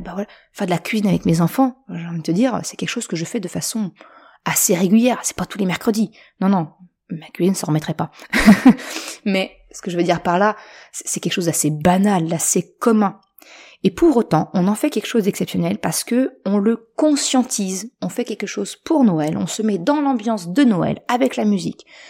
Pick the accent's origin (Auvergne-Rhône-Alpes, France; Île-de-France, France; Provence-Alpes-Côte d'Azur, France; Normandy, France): Normandy, France; now in Caen, France; je suis originaire de Haute-Normandie